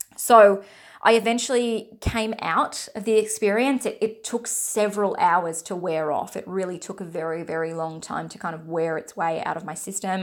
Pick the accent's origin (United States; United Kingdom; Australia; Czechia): Australia; I'm from Australia